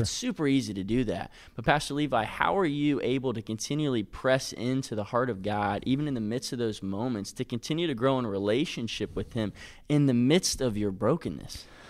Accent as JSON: {"language": "English", "region": "Virginia", "country": "United States", "said": "I'm from Virginia"}